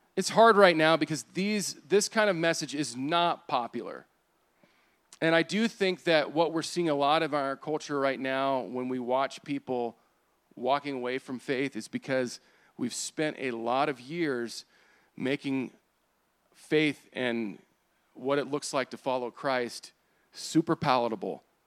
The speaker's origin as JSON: {"language": "English", "country": "United States"}